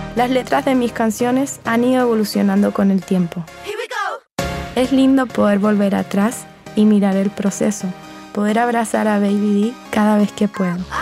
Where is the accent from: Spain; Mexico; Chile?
Chile; Santiago, Santiago Metropolitan Region; Nací en Santiago y crecí rodeada de inspiración femenina.